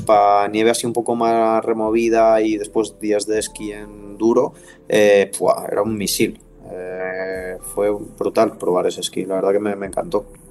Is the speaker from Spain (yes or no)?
yes; Les, Catalonia, Spain; en Viella o en Les, que es mi pueblo